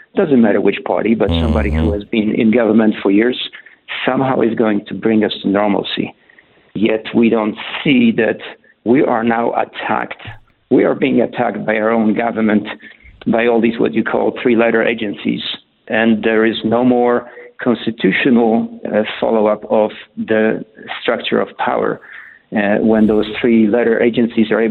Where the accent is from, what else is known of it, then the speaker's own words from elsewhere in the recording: Poland; moved away as an adult; also born or lived in Germany / Canada; now in Colorado, United States; I was born in Poland in the 60s.